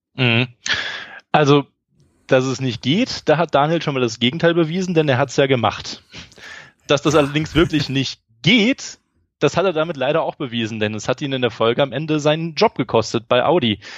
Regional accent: Eifel, Rhineland-Palatinate, Germany; in meiner Heimat in der Eifel

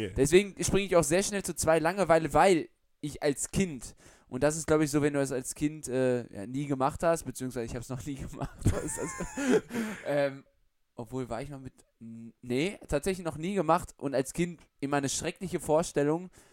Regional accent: Germany; Wir kommen zwar aus Deutschland

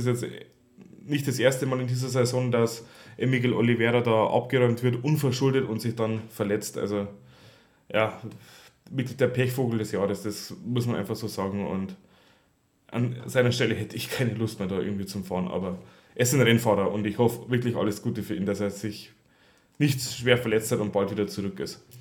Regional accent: Bavaria, Germany; vor allem zwei Bayern, das finde ich natürlich als Bayer ja, trotzdem schön

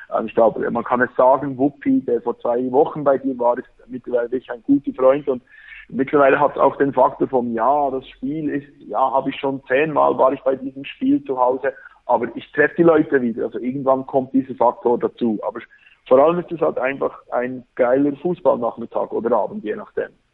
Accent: Bern, Switzerland; accent: Berndeutsch; Ich komme aus Bern

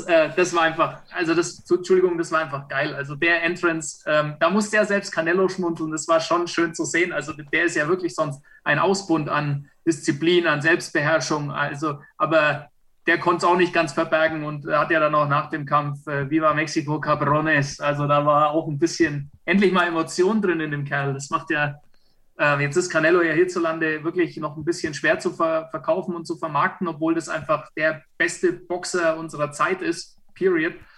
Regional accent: Franconia, Bavaria, Germany; ich bin Franke

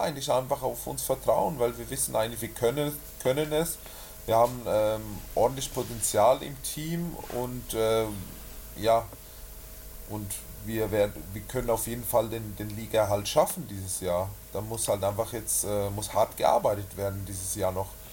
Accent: Switzerland; moved away as an adult; also born or lived in Schwäbisch Hall; now in Nuremberg, Germany; Ich komme ursprünglich aus der Schweiz, bin vor ungefähr, ja, sind jetzt sieben Jahre, acht, knapp acht Jahre, bin ich aus der Schweiz hergekommen

